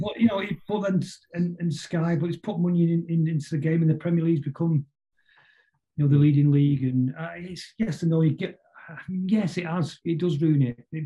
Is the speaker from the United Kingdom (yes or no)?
yes; Manchester, North West England, United Kingdom; I grew up in West Manchester